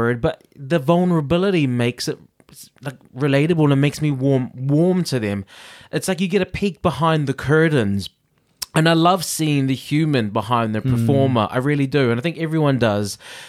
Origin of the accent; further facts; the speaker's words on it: New Zealand; now in United Kingdom; I hear Liverpool, I'm in Britain, I'm watching American, and I'm Kiwi.